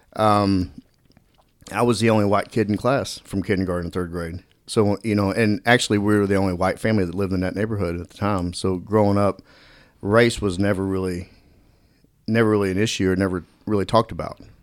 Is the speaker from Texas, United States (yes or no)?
yes; Dallas, Texas, United States; also born or lived in Quinlan, Texas; growing up in Dallas